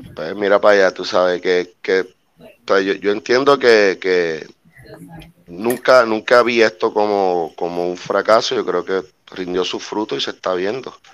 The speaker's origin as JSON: {"language": "Spanish", "country": "Puerto Rico", "said": "nosotros somos una isla de 100 por 35"}